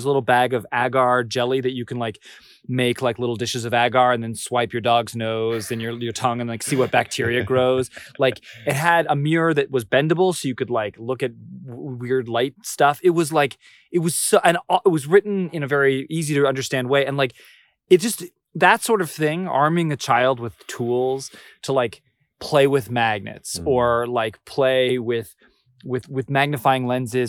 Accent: Orange County, California, United States; So I grew up in Orange County, California, which is like this famous place that there was like a TV show about it.

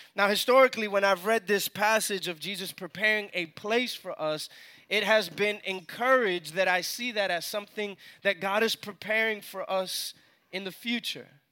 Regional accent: New York City, New York, United States; moved away as an adult; now in Atlanta, United States; I was born and raised in New York

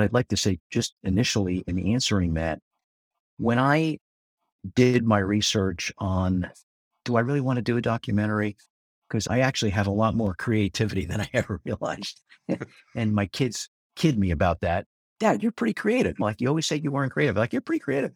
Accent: Spring Lake, New Jersey, United States; my hometown, Spring Lake, New Jersey

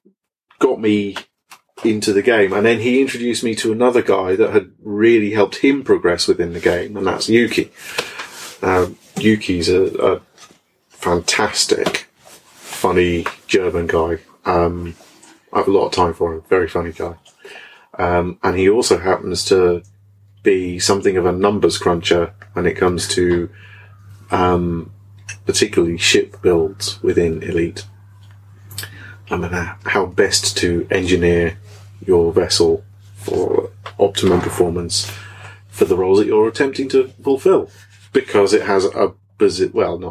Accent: Norfolk, East of England, United Kingdom; I'm from Norfolk

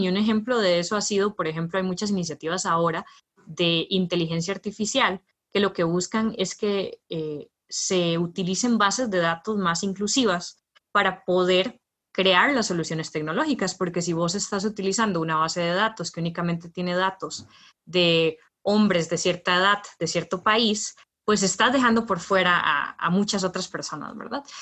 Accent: Heredia, Costa Rica; yo soy de Heredia

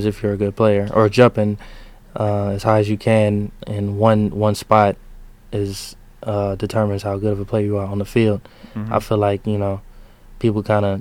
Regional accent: Georgia, United States; now in Michigan, United States; I'm from Georgia.

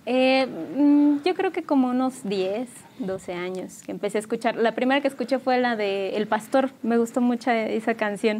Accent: San Juan del Río, Querétaro, Mexico; yo soy originaria de aquí de San Juan del Río, pues aquí nací y aquí he crecido

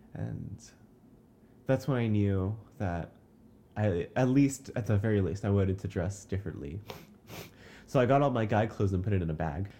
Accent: Lakeside, California, United States; I'm from Lakeside, California

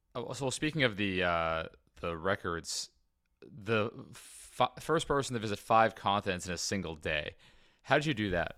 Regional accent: United States; I'm American

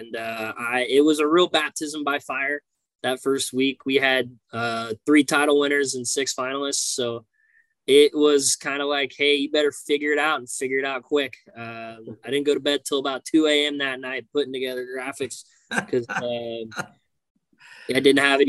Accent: Oklahoma, United States; moved away; I come from Oklahoma. I come from wrestling roots

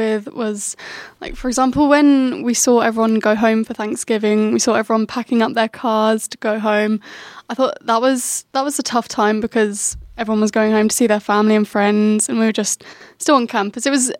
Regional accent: England, United Kingdom; moved away as an adult; now in Davenport, United States; I'm also from England.

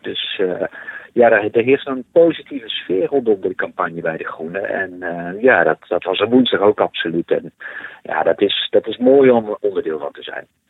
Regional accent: Netherlands; als Nederlanders

